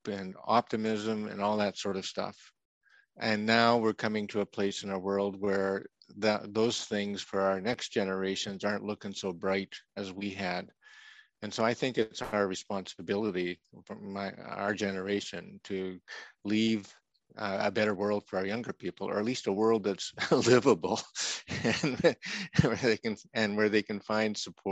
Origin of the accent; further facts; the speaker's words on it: Canada; moved away; also born or lived in Saskatchewan / Alberta; I'm a prairie boy from Saskatchewan and Alberta. That's in Canada, of course, just north of North Dakota